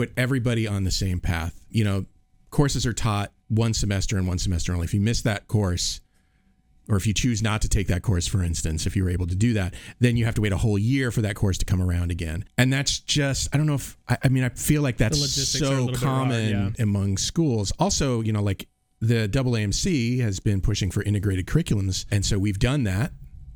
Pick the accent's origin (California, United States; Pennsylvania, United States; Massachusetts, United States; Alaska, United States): Massachusetts, United States; Cape Cod; I grew up on Cape Cod